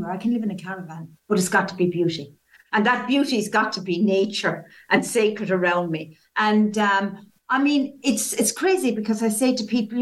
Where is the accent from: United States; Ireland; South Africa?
Ireland; County Waterford, Munster; accent: Irish; moved away as an adult; now in England; I've lived in England for 35 years. However, I was born in Southern Ireland, in County Waterford. And as people say, I never lost the accent